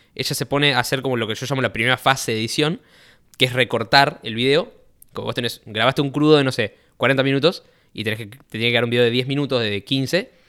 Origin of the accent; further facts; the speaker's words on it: Rosario, Santa Fe, Argentina; He nacido, eh, fui nacido y criado en Rosario, born and raised